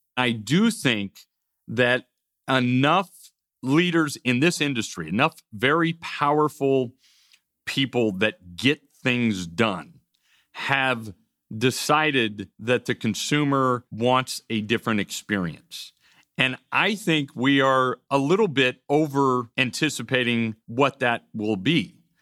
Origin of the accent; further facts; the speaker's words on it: United States; as an American society